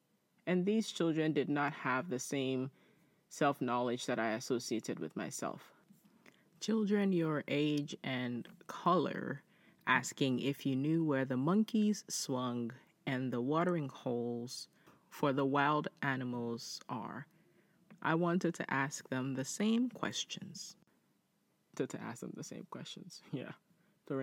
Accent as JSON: {"language": "English", "country": "Nigeria", "moved": "yes", "said": "As an immigrant, I was looked down at by my fellow blacks as an inferior because I was from Nigeria."}